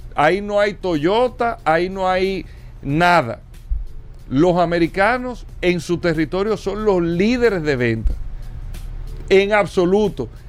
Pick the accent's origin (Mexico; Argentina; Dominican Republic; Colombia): Dominican Republic; para nosotros como República Dominicana